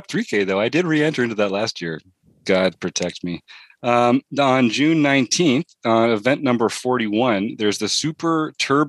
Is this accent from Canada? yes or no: yes; Canada; I'm from Canada